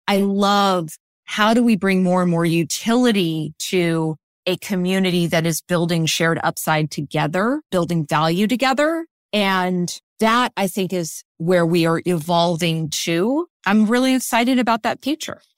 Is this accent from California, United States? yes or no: yes; Silicon Valley, California, United States; today in my hometown, you have a multi-trillion dollar company that has preserved the orchards